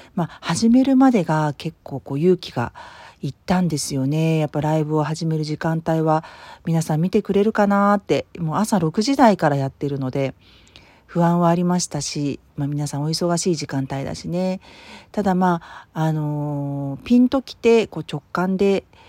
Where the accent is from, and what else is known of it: Tokyo, Japan; born or raised there; moved away